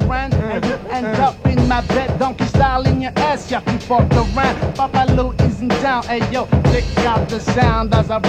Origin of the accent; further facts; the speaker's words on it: France; moved away; I'm come from France